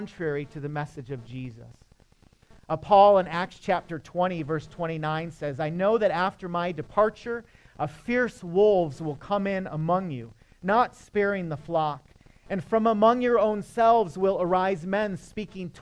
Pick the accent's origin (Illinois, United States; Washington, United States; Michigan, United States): Michigan, United States; I'm from Michigan